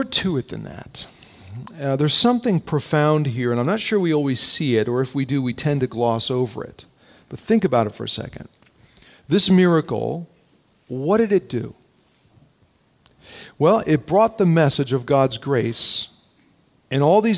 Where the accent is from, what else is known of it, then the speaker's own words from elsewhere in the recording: New Jersey, United States; I'm from North Jersey